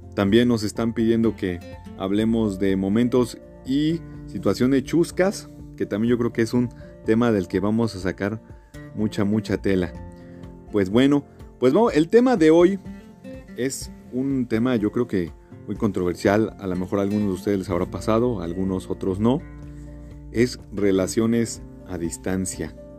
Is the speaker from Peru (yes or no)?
no; Mexico; soy de México